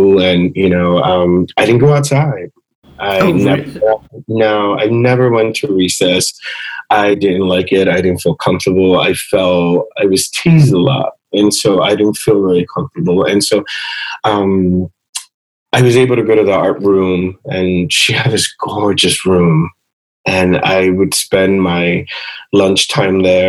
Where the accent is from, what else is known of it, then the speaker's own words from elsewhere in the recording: Philadelphia, Pennsylvania, United States; my parents had moved from Puerto Rico to the States, and I was born in Philadelphia